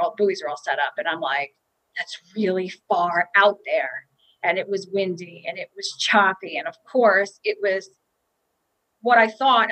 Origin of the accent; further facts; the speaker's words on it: South Shore of Long Island, New York, United States; I grew up on the South Shore of Long Island